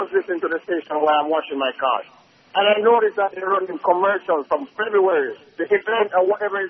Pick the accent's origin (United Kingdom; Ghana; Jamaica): Jamaica; accent: Jamaican; moved away; I'm a Jamaican